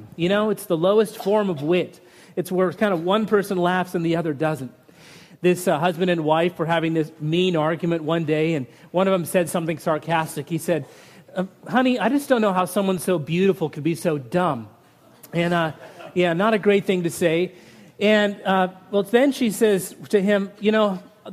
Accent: Utah, United States; I grew up in Utah where families were 12 and 15 kids often

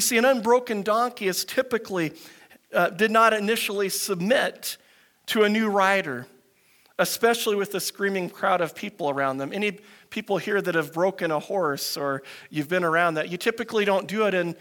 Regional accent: United States; moved away; I grew up in the States

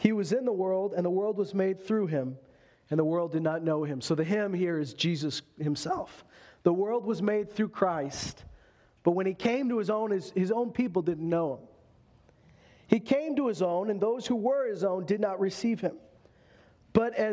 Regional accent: Canada; we're Canadian here

